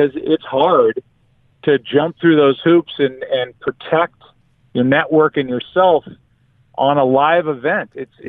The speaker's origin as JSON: {"language": "English", "region": "Florida", "country": "United States", "tie": "born or raised there", "said": "I was born in Florida."}